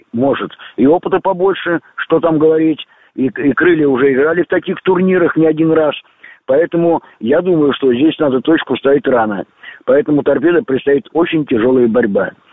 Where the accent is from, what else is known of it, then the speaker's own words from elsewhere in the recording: Moscow, Russia; я сам москвич